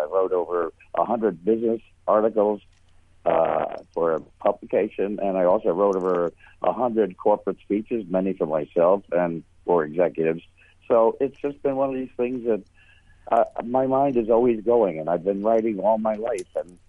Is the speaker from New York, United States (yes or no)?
yes; New York City, New York, United States; I grew up in the Bronx in New York, and back in 1947, when I was 10 years old